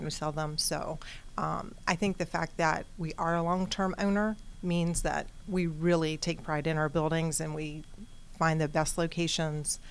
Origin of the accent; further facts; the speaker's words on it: Atlanta, Georgia, United States; also born or lived in Florida; I'm from Atlanta